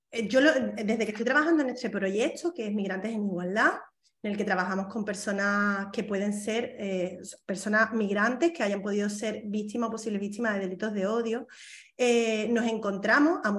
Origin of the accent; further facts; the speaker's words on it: Spain; ¿No te has planteado que es que yo soy española?